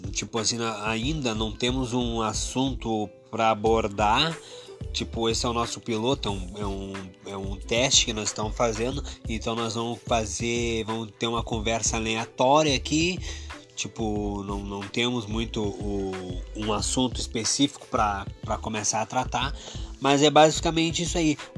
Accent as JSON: {"language": "Portuguese", "town": "Porto Alegre", "region": "Rio Grande do Sul", "country": "Brazil", "said": "Nós somos do Rio Grande do Sul"}